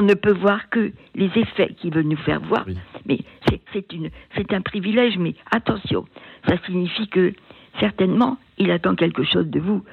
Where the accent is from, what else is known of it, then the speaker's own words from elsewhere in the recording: Finistère, Brittany, France; moved away as an adult; also born or lived in Germany; J'étais originaire du Finistère